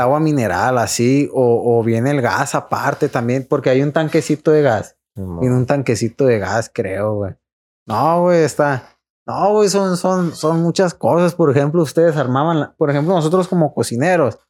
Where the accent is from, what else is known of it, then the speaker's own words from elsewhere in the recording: Los Mochis, Sinaloa, Mexico; es de aquí de Mochis, porque nosotros somos de Mochis